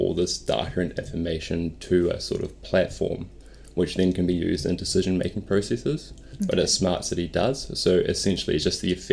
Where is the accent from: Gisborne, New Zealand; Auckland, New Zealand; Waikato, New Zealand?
Auckland, New Zealand; I grew up in West Auckland, Henderson.